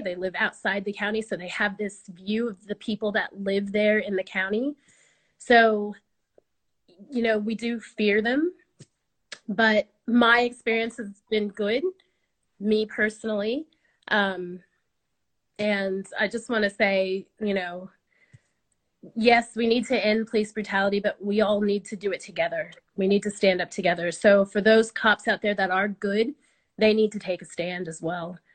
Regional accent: United States; now in Australia; I'm American

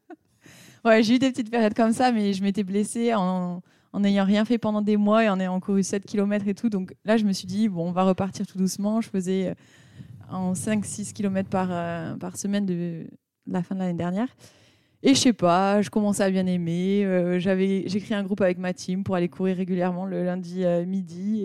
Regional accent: Pau, Nouvelle-Aquitaine, France; now in Nuremberg, Germany; j'habite à Nuremberg. je viens de Pau, meilleure ville de France

